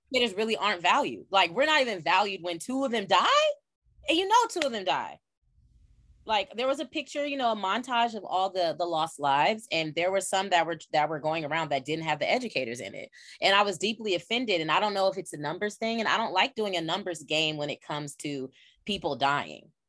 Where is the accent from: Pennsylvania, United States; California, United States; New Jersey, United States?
California, United States; I'm from California